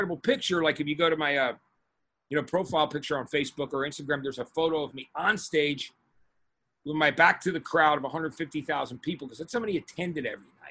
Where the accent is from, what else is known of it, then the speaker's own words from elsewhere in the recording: East Brunswick, New Jersey, United States; moved away as an adult; also born or lived in Los Angeles / New York City; I was from East Brunswick